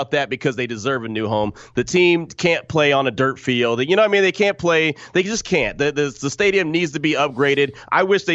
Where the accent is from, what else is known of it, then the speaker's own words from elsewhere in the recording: Oakland, California, United States; also born or lived in Pittsburgh / Fresno, California; now in Central Texas, United States; I'm originally a Bay Area guy, born in Oakland, California, lived in Pittsburgh for a long time, lived in Fresno, California for a long time. And now I live in Central Texas